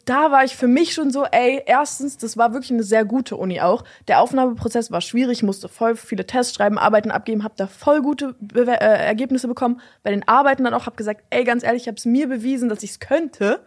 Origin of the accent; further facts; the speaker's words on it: Berlin, Germany; also born or lived in Schöneberg, Berlin; Also ich komme äh, ursprünglich aus Steglitz